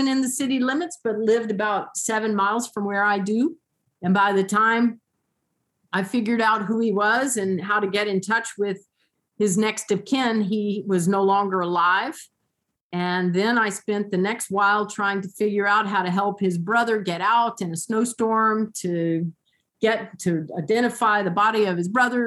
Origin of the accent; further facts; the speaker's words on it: Columbia, South Carolina, United States; moved away as an adult; now in Mosier, United States; I was born and raised in Columbia, South Carolina.